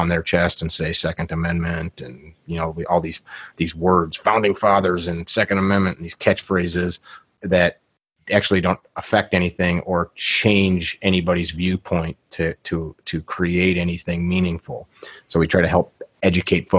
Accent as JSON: {"language": "English", "region": "Midwest", "country": "United States", "tie": "born or raised there", "also_born_or_lived": "Chicago area, Illinois", "said": "I grew up in the Midwest. My family's from Chicago area"}